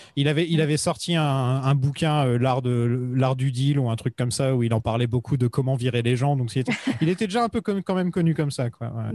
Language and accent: French; France